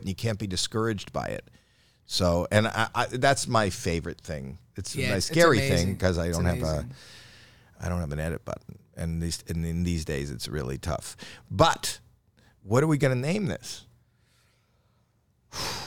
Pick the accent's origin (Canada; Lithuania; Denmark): Canada; moved away; I'm from Canada